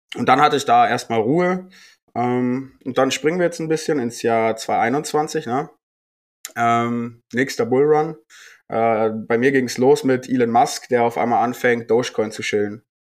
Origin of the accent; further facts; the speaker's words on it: Bavaria, Germany; ich komme äh, aus Bayern